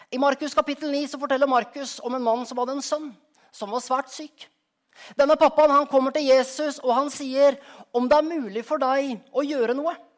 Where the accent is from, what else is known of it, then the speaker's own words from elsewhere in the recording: Skien, Telemark, Norway; moved away; also born or lived in Rogaland; hjemplassen min, av Skien.